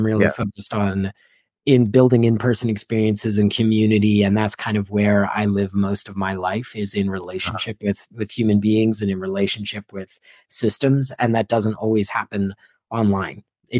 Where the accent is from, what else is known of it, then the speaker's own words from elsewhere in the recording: Philadelphia, Pennsylvania, United States; moved away; I'm an obligatory Eagles fan because I grew up in Philadelphia